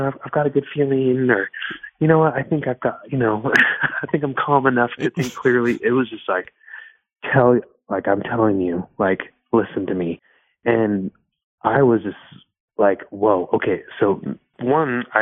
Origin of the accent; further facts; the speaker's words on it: Miami, Florida, United States; That's where I was born. I was born in Miami.